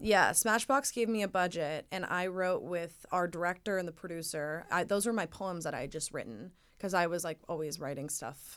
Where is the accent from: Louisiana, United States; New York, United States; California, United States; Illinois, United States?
California, United States; Laguna Beach; growing up in Laguna